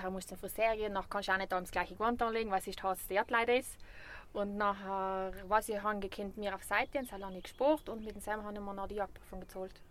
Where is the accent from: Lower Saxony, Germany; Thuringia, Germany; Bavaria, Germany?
Bavaria, Germany; weil ich bin ja Bayerin